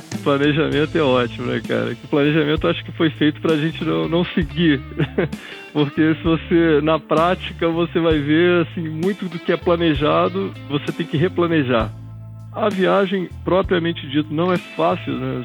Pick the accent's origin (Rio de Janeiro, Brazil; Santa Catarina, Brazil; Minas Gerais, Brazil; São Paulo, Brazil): Rio de Janeiro, Brazil; Eu sou carioca, nasci no Rio de Janeiro